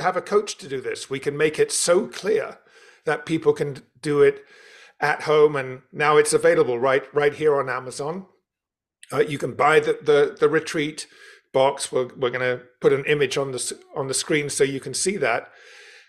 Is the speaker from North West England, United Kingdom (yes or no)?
no; London, United Kingdom; You can tell from my accent, I was born and brought up in London.